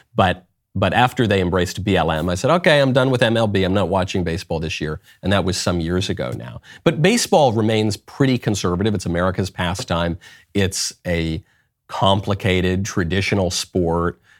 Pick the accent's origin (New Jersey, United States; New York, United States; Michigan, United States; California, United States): New York, United States; moved away; also born or lived in Los Angeles; I'm from New York. I lived in LA for a long time.